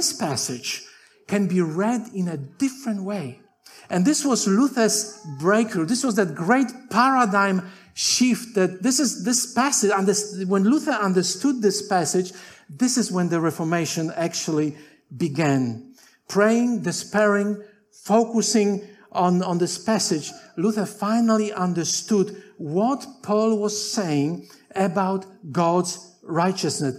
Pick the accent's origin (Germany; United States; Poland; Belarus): Poland; English is a second language; moved away as an adult; also born or lived in Tasmania, Australia; now in Australia; I'm Polish by birth. I came to Australia when I was 22 in 1986, and I went to Avondale without speaking any English. So when I was growing in Poland